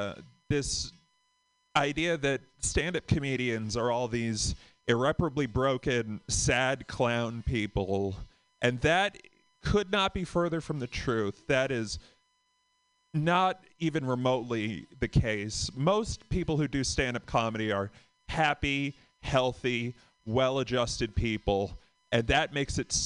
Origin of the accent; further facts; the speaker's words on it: Boston, Massachusetts, United States; from Boston